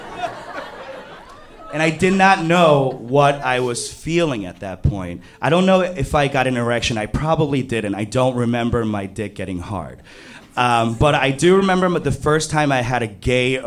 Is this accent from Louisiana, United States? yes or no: no; New York City, New York, United States; I grew up in Flushing, Queens. Queens is a borough in New York City